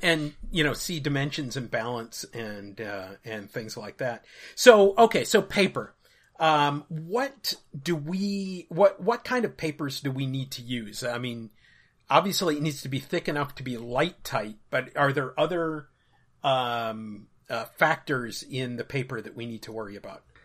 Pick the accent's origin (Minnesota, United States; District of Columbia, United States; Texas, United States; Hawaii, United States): Minnesota, United States; Minneapolis; moved away; Minneapolis, where I grew up, was on the forty-fifth